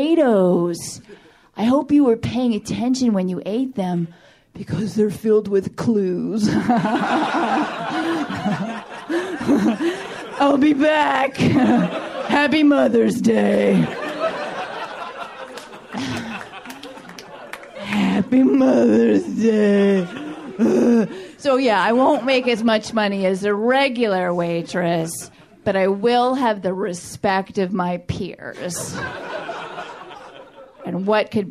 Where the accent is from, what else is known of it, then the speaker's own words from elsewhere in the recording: New York City, New York, United States; moved away as an adult; now in Los Angeles, United States; because I am from New York. I grew up in New York City